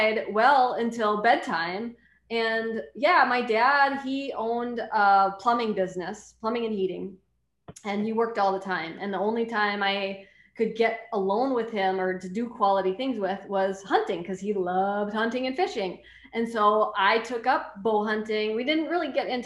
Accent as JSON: {"language": "English", "region": "North Central Wisconsin", "country": "United States", "tie": "born or raised there", "said": "I grew up in North Central Wisconsin"}